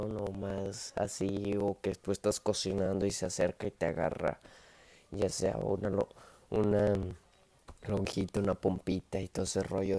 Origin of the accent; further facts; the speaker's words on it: Monterrey, Nuevo León, Mexico; Soy montano, soy de Monterrey